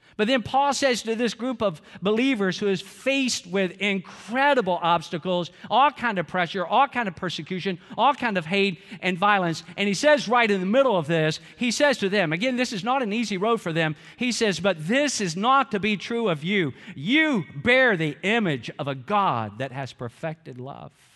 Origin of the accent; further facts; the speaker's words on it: Georgia, United States; I'm from Georgia